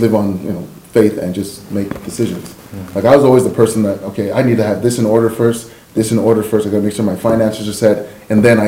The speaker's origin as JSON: {"language": "English", "town": "Vancouver", "region": "British Columbia", "country": "Canada", "tie": "born or raised there", "also_born_or_lived": "Los Angeles", "moved": "as an adult", "said": "I'm born and raised in Vancouver, BC, Canada."}